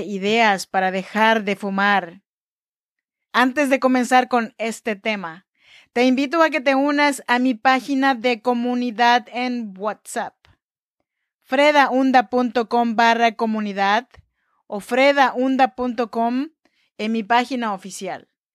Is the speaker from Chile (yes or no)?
no; Chinantec region, Oaxaca, Mexico; now in Sacramento, United States; Yo soy mexicana, oaxaqueña de la región chinanteca